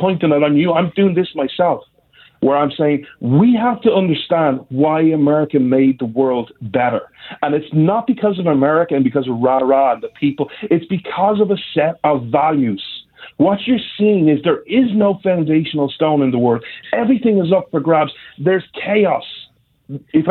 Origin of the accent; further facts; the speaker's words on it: Ireland; I'm Irish